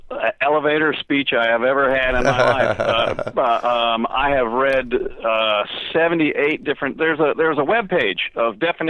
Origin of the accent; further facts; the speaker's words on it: Virginia, United States; moved away as an adult; also born or lived in northern Florida; now in Florida, United States; I grew up in Virginia. I enjoyed playing in the ocean, in the water, and that was a marvelous, fun thing.